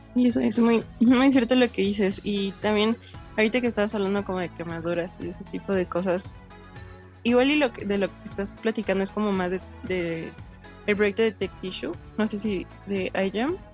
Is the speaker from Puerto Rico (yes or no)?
no; Mexico; como mexicanos